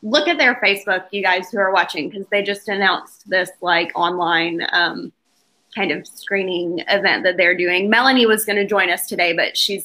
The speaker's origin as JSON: {"language": "English", "town": "Athens", "region": "Georgia", "country": "United States", "also_born_or_lived": "Natchez, Mississippi", "moved": "yes", "said": "I'm from Athens, Georgia"}